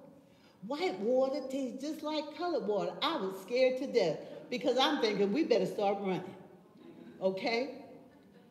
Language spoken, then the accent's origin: English; New Orleans, Louisiana, United States; moved away; I grew up in the South